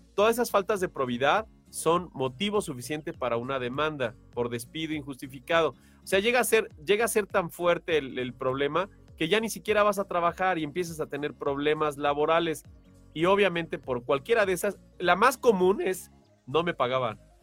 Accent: Mexico; somos mexicanos

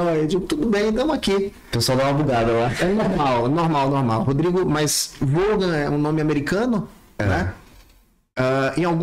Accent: Manaus, Amazonas, Brazil; E aí, quando chegou, depois de um tempo, vim pra... a família veio para Manaus e eu nasci aqui.

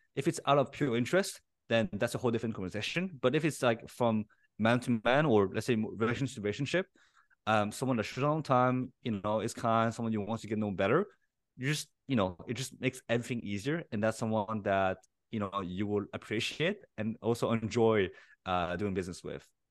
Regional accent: Paris, Île-de-France, France; I was born and raised in Paris

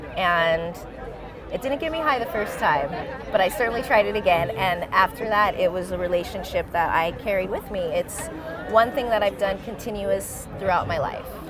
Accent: Manteca, California, United States; also born or lived in Hayward, California / East Oakland, California; Through high school, I grew up in Manteca, California

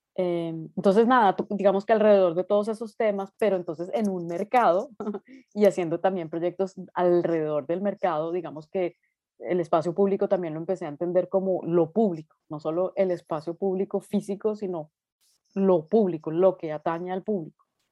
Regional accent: Bogotá, Colombia; moved away as an adult; also born or lived in Nuremberg, Germany; now in Berlin, Germany; yo soy una artista colombiana, estudié en Colombia, nací en Bogotá y estudié allá Bellas Artes

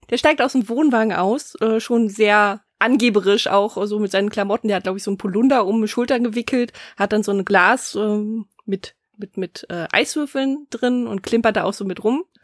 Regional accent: Germany; hier bei uns in Deutschland

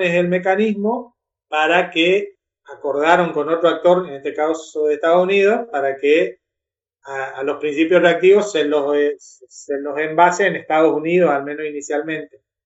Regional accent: Argentina; somos argentinos

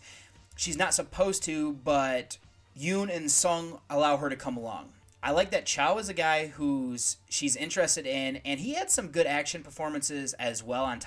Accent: United States; As an American citizen

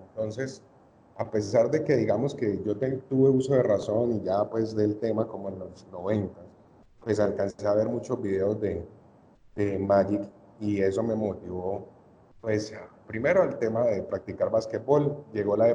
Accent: Cali, Valle del Cauca, Colombia; soy de Cali

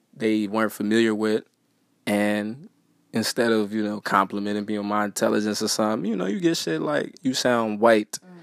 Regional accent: Waukegan, Illinois, United States; I'm from Waukegan

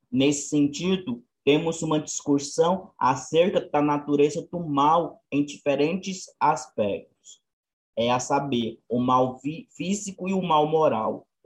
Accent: Goiás, Brazil; eu sou daqui de Goiás, moro em Trindade

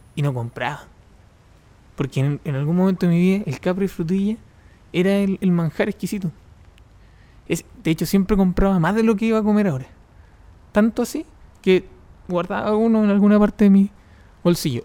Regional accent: Los Ángeles, Biobío, Chile; Yo soy de Los Ángeles

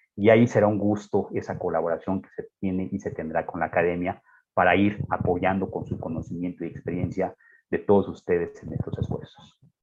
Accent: Mexico

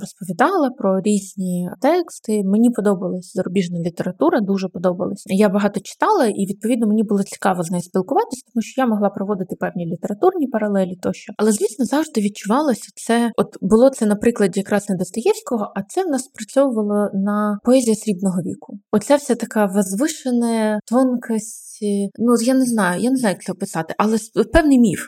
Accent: Kyiv, Ukraine; я теж ну якби виросла в Києві, народилась тут

